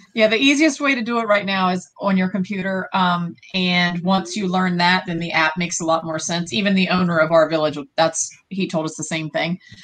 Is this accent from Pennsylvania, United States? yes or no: no; Virginia, United States; we're from Virginia.